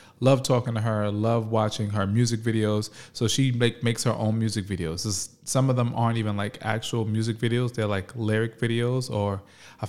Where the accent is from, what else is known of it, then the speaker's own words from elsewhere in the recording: New York, United States; my hometown, New York, Harlem.